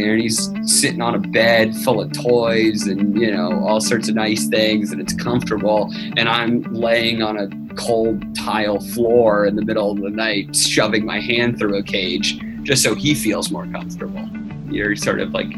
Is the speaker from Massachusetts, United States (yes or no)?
yes; Boston, Massachusetts, United States; I live in Boston. I grew up in Boston